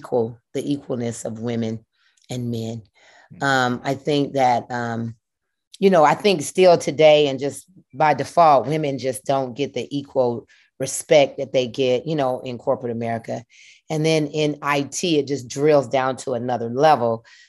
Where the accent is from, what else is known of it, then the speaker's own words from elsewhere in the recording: Atlanta, Georgia, United States; Been … ever since birth. From Atlanta, Georgia, from Adamsville, a little area called Adamsville in Southwest Atlanta. Went to Harper High School.